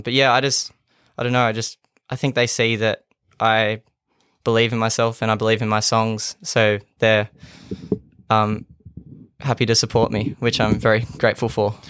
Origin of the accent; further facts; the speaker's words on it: Kempsey, New South Wales, Australia; now in Gladstone, Australia; I grew up on a small farm outside of Kempsey.